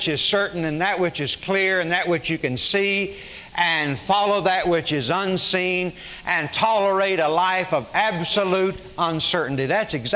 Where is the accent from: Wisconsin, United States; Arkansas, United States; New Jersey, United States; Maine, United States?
Arkansas, United States; also born or lived in Oklahoma; now in Dallas-Fort Worth, United States; I was born in Oklahoma. I grew up in Arkansas. I've lived in Dallas-Fort Worth since 1958.